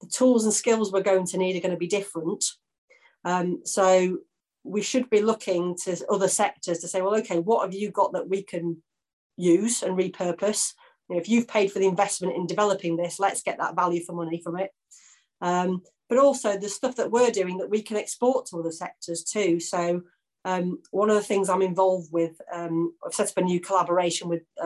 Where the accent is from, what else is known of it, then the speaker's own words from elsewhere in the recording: Yorkshire and the Humber, United Kingdom; I'm from Yorkshire